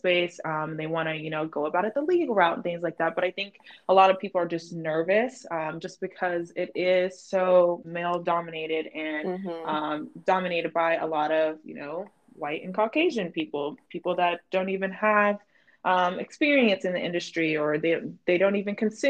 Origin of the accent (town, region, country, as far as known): North Carolina, United States; moved away